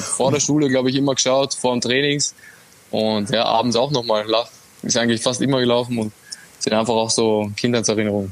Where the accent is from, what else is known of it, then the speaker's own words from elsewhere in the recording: Austria; now in Italy; ich als Österreicher